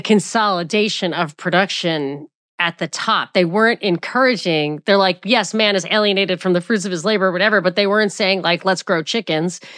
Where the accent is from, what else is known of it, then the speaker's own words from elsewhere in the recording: New York, United States; moved away; also born or lived in Atlanta; I'm from New York